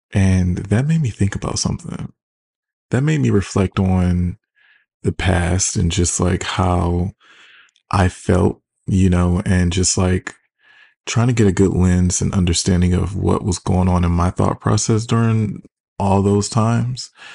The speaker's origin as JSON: {"language": "English", "town": "Detroit", "region": "Michigan", "country": "United States", "said": "I'm from Detroit"}